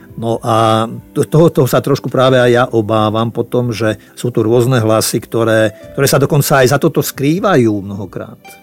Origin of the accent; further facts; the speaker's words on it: Slovakia; also born or lived in Czechoslovakia; ja som narodil v Československu